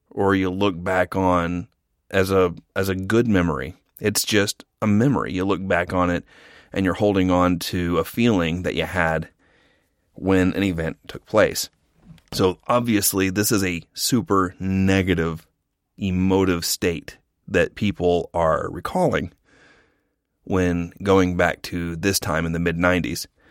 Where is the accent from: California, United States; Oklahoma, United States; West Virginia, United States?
Oklahoma, United States; Norman; I'm from a town half an hour south of Oklahoma City called Norman.